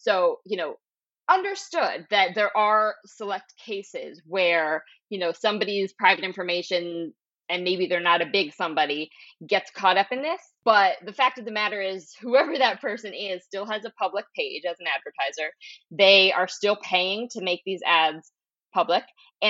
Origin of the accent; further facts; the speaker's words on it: Philadelphia, Pennsylvania, United States; You're talking …. I'm from Philadelphia. Yeah. You gotta know.